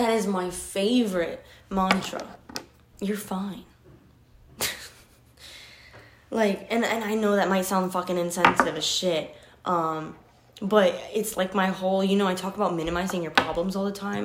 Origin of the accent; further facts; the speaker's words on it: Detroit, Michigan, United States; I'm from Detroit